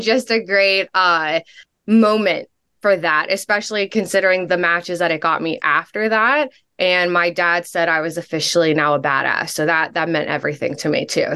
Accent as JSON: {"language": "English", "town": "Pittsburgh", "region": "Pennsylvania", "country": "United States", "tie": "born or raised there", "also_born_or_lived": "North Carolina", "said": "I am from Pittsburgh"}